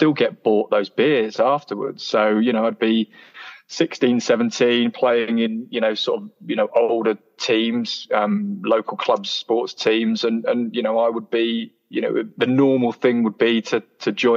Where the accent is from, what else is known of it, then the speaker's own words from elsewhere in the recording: Canterbury, South East England, United Kingdom; moved away as an adult; now in Leeds, United Kingdom; I'm originally from Canterbury in Kent, so closer to France than it is to London, actually. And it's a lovely place to grow up, Canterbury